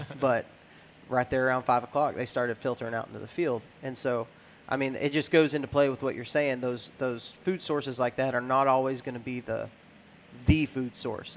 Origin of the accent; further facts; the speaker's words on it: West Texas, United States; I was raised in West Texas